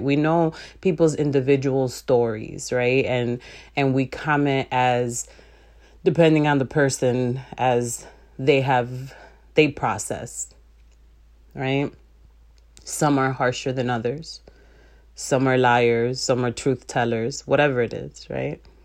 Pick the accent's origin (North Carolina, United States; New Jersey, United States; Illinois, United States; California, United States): Illinois, United States; Chicago; I was born and raised in Chicago